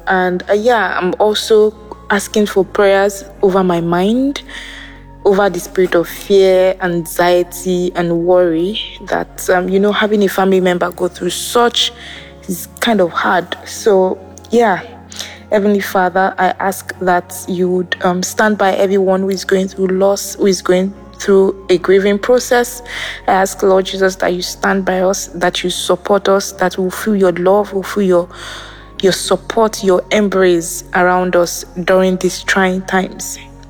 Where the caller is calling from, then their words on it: Berlin, Germany; I'm calling from Berlin.